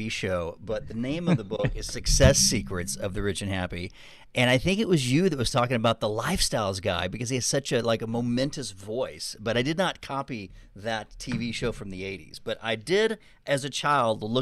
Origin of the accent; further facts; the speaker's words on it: Texas, United States; I wasn't really perceived as a Texan. But it's interesting now that Austin's popular, now that the world is changing, you know, and the tax mm-hmm. issues, people are finding it's a pretty cool place. Um, but I do have an accent.